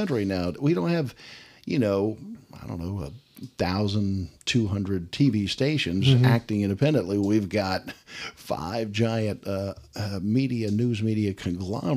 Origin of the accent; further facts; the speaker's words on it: Missouri, United States; I'm from Missouri.